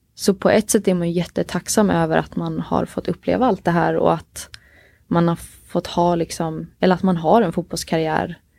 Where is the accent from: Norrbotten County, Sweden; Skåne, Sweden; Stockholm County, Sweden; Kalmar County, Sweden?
Kalmar County, Sweden; Oskarshamn; jag är uppväxt i Oskarshamn i Småland